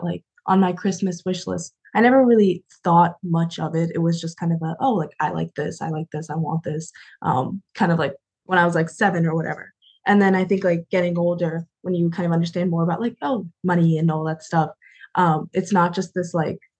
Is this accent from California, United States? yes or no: no; Cheshire, Connecticut, United States; I grew up kind of in Cheshire, Connecticut, and there it was a predominantly white community